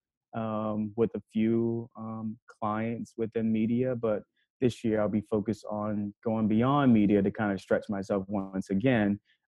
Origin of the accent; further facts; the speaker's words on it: New York City, New York, United States; also born or lived in Kentucky; now in New York, United States; I'm from Harlem, New York, born and raised. Spent 17 years there before going to Kentucky